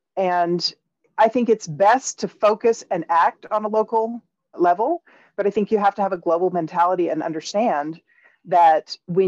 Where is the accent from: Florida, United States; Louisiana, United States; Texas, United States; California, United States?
Texas, United States; moved away as an adult; now in Costa Rica; I've been here for 30 years. I grew up in Texas.